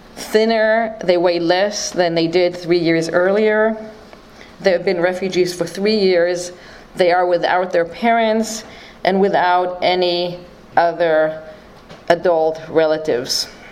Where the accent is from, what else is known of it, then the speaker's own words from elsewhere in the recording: Israel; I was born and raised in Israel.